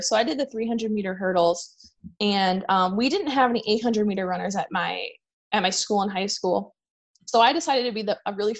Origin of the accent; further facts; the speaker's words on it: Chicago, Illinois, United States; I'm from Chicago